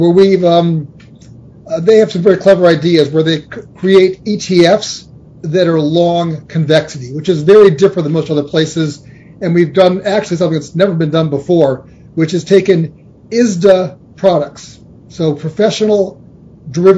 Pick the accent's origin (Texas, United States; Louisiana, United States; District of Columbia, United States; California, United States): California, United States; moved away as an adult; also born or lived in Chicago / New York; I grew up in California